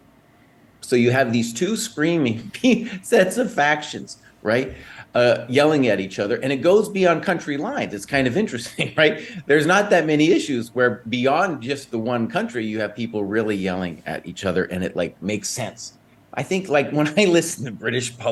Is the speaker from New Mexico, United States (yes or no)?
yes; Santa Fe, New Mexico, United States; I grew up in Santa Fe, New Mexico, on the wrong side of the tracks.